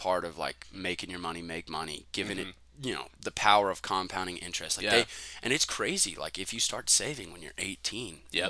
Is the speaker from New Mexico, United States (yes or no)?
yes; Albuquerque, New Mexico, United States; born or raised there; moved away as an adult